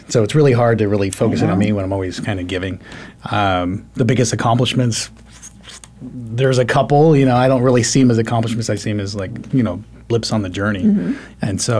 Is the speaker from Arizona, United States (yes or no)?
yes; Mesa, Arizona, United States; now in Phoenix, United States; Phoenician. I'm from Mesa.